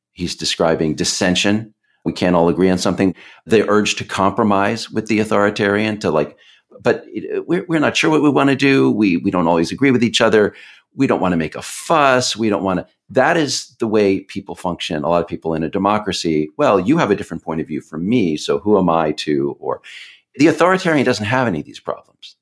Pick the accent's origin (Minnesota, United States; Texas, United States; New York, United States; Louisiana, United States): Texas, United States; now in Washington, United States; where I grew up in Texas.